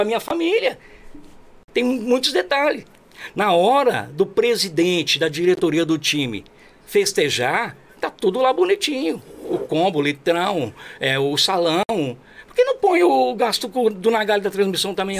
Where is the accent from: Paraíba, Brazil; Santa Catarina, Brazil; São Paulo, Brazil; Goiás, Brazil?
São Paulo, Brazil; Jundiapeba; Eu sou daqui de Juriapeba, pô, sou periferia